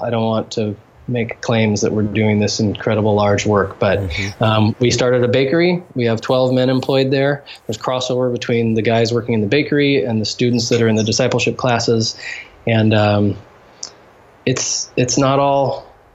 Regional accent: United States; moved away as an adult; now in Haiti; as a Western, um, as an American Christian

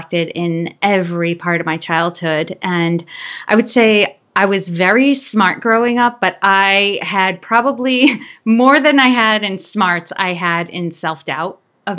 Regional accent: Worcester, Massachusetts, United States; I was born and raised in Worcester, Massachusetts

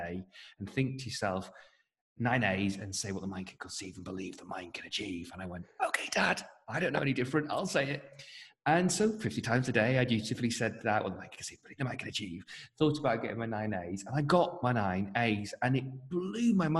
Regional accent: North West England, United Kingdom; I hark from the northwest of England

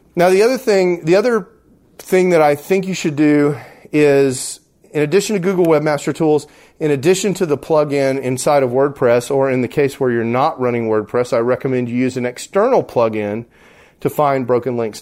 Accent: Texas, United States; I'm from Texas, and we don't have fancy words down in Texas.

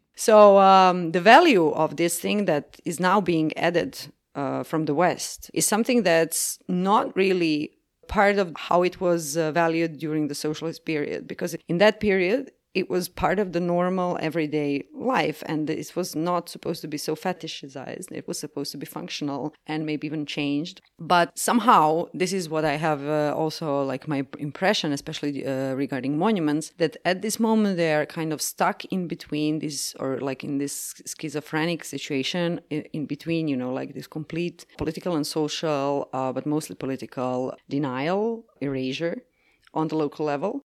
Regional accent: Croatia; I'm from Croatia, which is part of Yugoslavia.

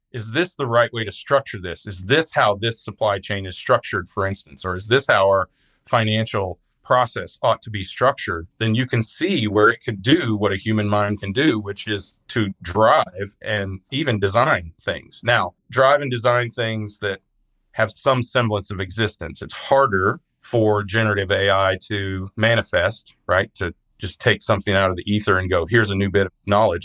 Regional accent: Midwest, United States; I'm from the Midwest

